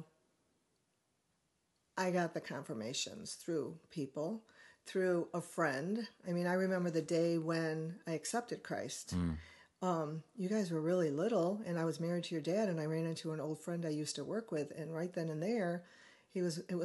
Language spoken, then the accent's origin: English; Chicago, Illinois, United States; moved away; also born or lived in California; My parents came back to Chicago